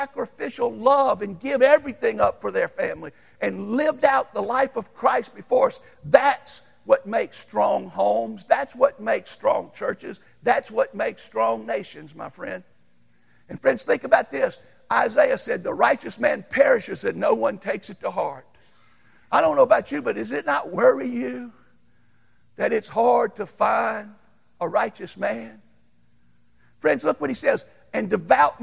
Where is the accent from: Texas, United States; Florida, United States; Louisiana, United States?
Louisiana, United States; I grew up in Louisiana